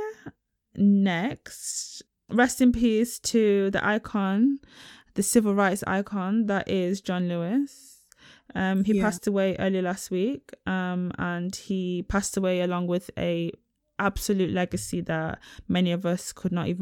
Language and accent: English; Nigeria; I ain't from Israel, I'm from Nigeria.